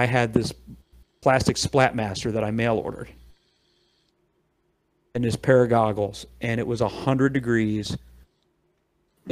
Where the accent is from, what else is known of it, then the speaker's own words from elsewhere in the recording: Fredericksburg, Virginia, United States; I grew up in Northern Virginia, around a little town called Fredericksburg